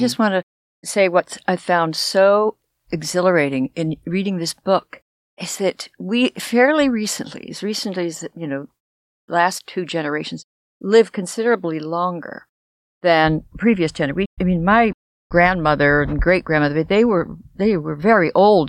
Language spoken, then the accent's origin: English; Los Angeles, California, United States; I grew up in Los Angeles, and the schools looked like prisons.